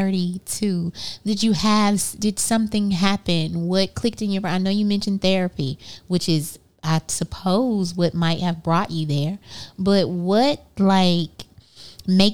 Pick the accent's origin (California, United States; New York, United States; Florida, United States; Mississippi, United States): Mississippi, United States